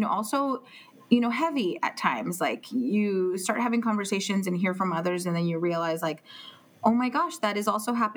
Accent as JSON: {"language": "English", "town": "Palm Springs", "region": "California", "country": "United States", "tie": "born or raised there", "also_born_or_lived": "Guanajuato, Mexico / Santa Barbara, California", "moved": "as an adult", "lives_now": "Carpinteria, United States", "said": "I was born in Mexico, in Guanajuato, Mexico. And I moved to Palm Springs when I was 2 years old. So I've lived here all my life"}